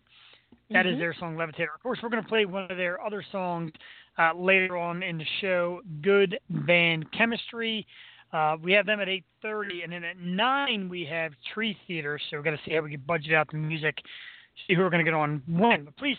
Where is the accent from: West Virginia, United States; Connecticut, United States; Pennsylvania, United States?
Pennsylvania, United States; Philadelphia; we are born and bred in the Philadelphia area